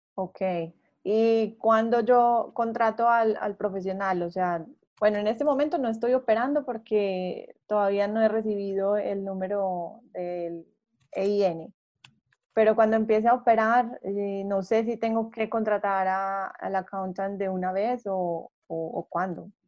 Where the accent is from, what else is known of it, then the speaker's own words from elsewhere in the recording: Colombia; yo soy colombiana